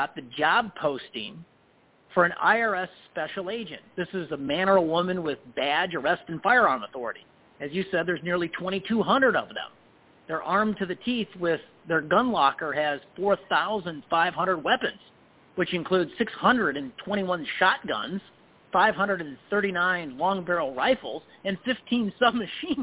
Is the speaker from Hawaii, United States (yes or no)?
no; Illinois, United States; I'm from Illinois.